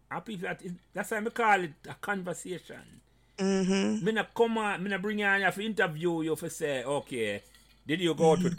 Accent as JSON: {"language": "English", "town": "Portmore", "region": "Saint Catherine", "country": "Jamaica", "said": "When I no. walk, I am from Portmore and I say, but yeah, I forgot go to school."}